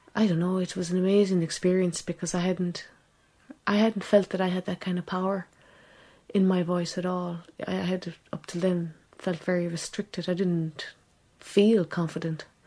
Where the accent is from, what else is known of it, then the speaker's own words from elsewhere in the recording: Ireland; also born or lived in England; she came to Ireland